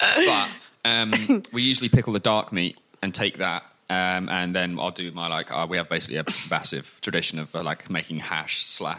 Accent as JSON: {"language": "English", "region": "Scotland", "country": "United Kingdom", "said": "we're Scottish"}